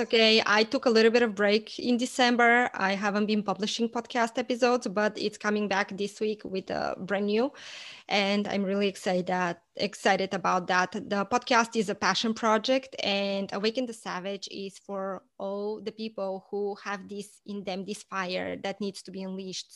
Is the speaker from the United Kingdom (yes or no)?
no; Bulgaria; moved away as an adult; now in United States; I am originally from Bulgaria, and I moved to the States about fifteen, almost actually sixteen years ago.